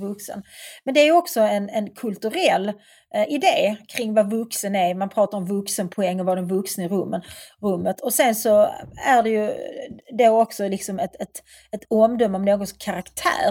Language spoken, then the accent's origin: Swedish; Svedala, Skåne, Sweden; moved away as an adult; flytta från Svedala där jag växte upp